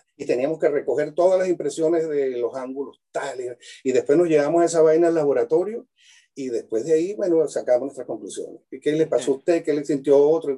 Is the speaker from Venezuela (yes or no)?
yes; Venezuela; moved away as an adult; also born or lived in Mérida, Venezuela / Cremona, Italy / Europe; now in Chile; yo nací en Venezuela